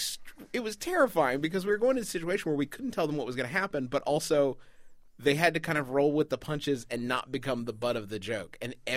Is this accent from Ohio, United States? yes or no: no; Huntington, West Virginia, United States; Mayor Steve is the mayor of my hometown, Huntington.